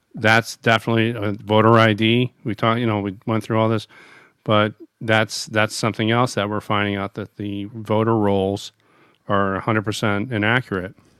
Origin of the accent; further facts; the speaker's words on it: United States; As an American